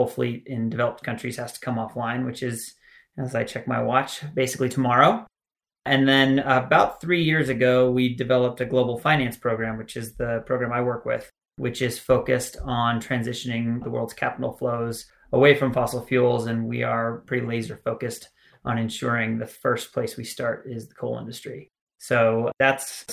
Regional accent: Utah, United States; I'm from Utah. I spent a lot of time outdoors in the mountains, grew up skiing and snowboarding

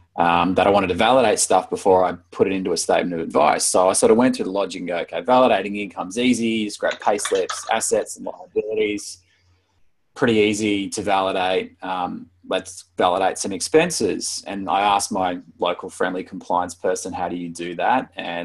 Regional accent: Brisbane, Queensland, Australia; also born or lived in Wollongong / Sydney; now in Melbourne, Australia; I was born in Brisbane and grew up in Brisbane until I was about 10, and then was in the Gong from 10 to 23. Sydney for about 3 or 4 years, and Melbourne for about 11 or 12 now.

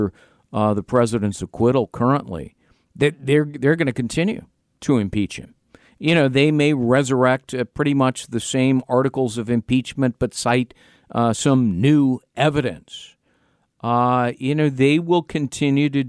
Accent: California, United States; moved away; my home state of California, where I lived for three decades

